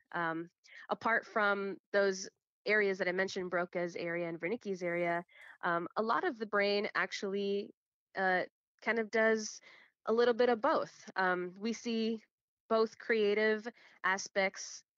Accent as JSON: {"language": "English", "town": "Chicago", "region": "Illinois", "country": "United States", "tie": "born or raised there", "said": "I'm born and raised in Chicago, uh, Illinois, but my family and everyone before me is from Guatemala"}